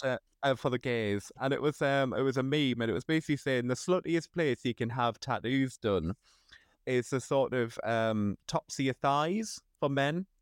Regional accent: Sunderland, North East England, United Kingdom; I was from Sunderland

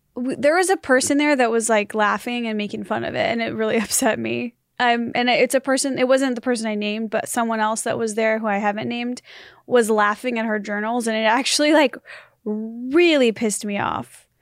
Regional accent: United States; I'm American

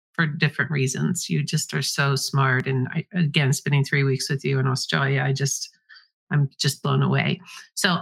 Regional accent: Kansas, United States; there in Kansas with you, my hometown as well.

